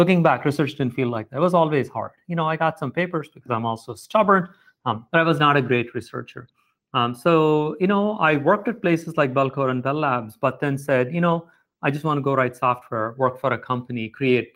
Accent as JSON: {"language": "English", "region": "South India", "country": "India", "tie": "born or raised there", "also_born_or_lived": "Chennai, India / Providence, United States", "moved": "as an adult", "lives_now": "United States", "said": "I grew up mostly in South India to a middle-class family"}